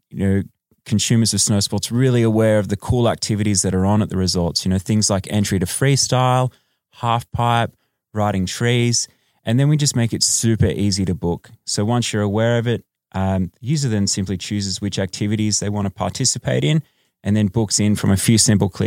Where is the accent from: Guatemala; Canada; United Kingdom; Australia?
Australia; now in Los Angeles, United States; Yes, uh, I am Australian.